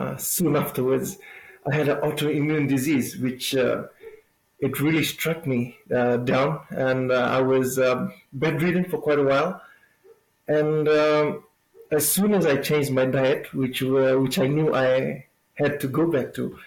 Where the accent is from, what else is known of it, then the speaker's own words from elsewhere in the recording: Lau Province, Eastern Division, Fiji; I'm from Fiji